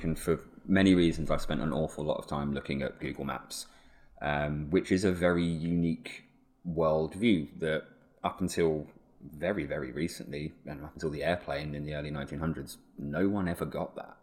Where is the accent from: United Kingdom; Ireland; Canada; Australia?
United Kingdom; Suffolk, East of England; now in Leeds, United Kingdom; have been born and raised in the home counties, Suffolk